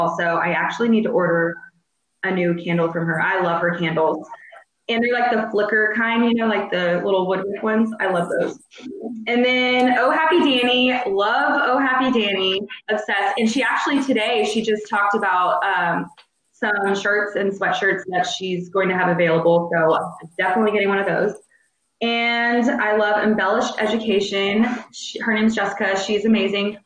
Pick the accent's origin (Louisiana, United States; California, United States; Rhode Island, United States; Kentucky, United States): Louisiana, United States; New Orleans; I was born in New Orleans